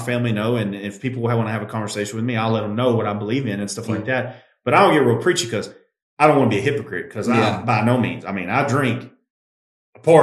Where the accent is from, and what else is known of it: United States